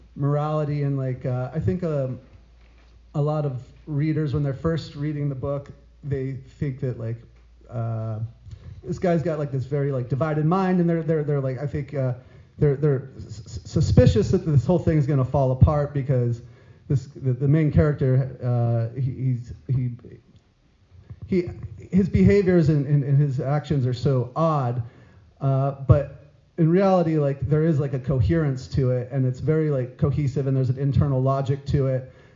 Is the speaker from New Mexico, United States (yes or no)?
yes; New Mexico, United States; moved away as an adult; also born or lived in San Diego; now in New York, United States; I'm from New Mexico. I lived in New Mexico for a long time